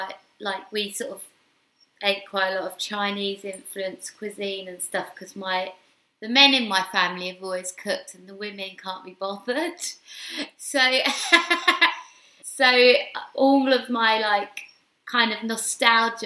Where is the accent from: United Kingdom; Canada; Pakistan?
United Kingdom; London; I was born and raised in Hackney